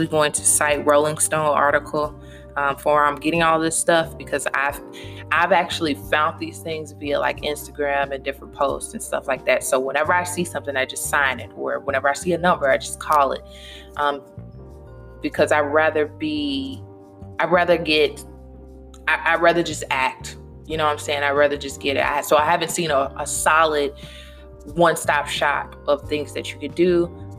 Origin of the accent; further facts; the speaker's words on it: Louisville, Kentucky, United States; moved away as an adult; now in Virginia, United States; I'm in Virginia from Louisville, Kentucky.